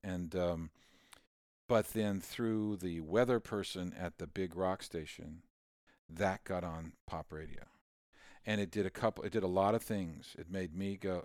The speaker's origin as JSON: {"language": "English", "town": "Pittsburg", "country": "United States", "tie": "born or raised there", "moved": "yes", "lives_now": "Nashville, United States"}